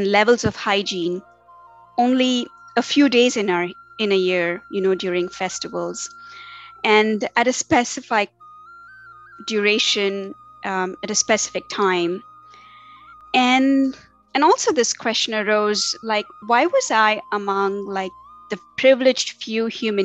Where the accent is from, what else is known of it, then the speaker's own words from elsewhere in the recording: Tamil Nadu, India; moved away as an adult; now in Cary, United States; I was raised in India. And, you know, I was born into an Orthodox yet liberal Hindu, South Indian, and to be more specific, Tamilian family.